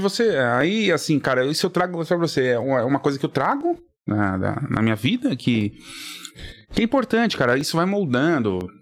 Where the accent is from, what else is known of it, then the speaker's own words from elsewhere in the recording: São Paulo, Brazil; eu sou natural de São Paulo mesmo, Vila Prudente